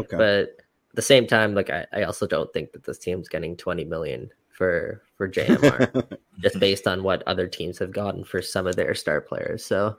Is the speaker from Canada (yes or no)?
yes; Canada; And I think we're Canadian soccer fans, and we can kind of forget about that a little bit because of the rise of the game here in MLS.